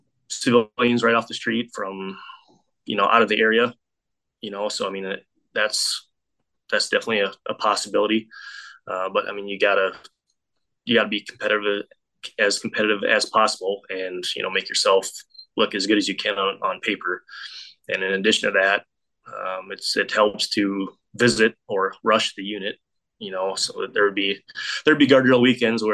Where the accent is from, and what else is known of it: South Dakota, United States; born or raised there